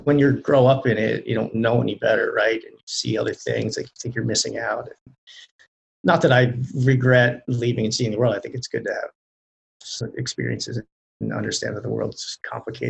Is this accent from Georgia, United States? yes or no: no; Lancaster County, Pennsylvania, United States; I grew up in Lancaster County, where most people are familiar with the Amish community that's there